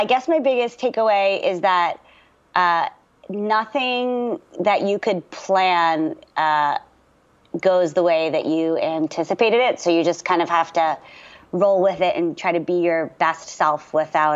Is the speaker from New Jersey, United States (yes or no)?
yes; Margate City, New Jersey, United States; also born or lived in Baltimore, Maryland; we moved back to where my mom is from, which is southern New Jersey, a really, really tiny, beautiful, beautiful beach town called Margate, New Jersey